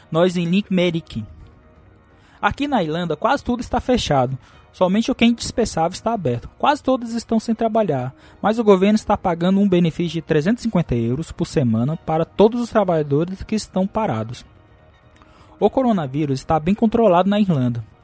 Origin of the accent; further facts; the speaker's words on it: Taguatinga, Federal District, Brazil; Cara, eu sou de Brasília, Guatinga, da cidade satélite de Itaguatinga.